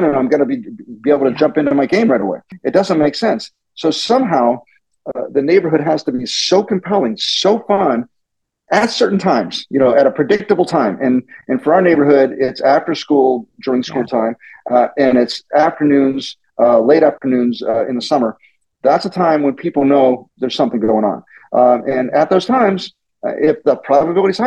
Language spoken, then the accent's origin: English; Pittsburgh, Pennsylvania, United States; born or raised there; now in Silicon Valley, United States